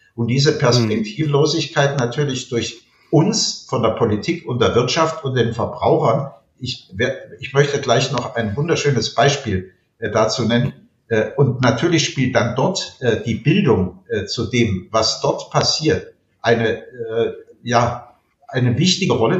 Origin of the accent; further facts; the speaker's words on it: Alsbach-Hähnlein, Hesse, Germany; in meiner Heimatgemeinde alsbach hänlein an der Bergstraße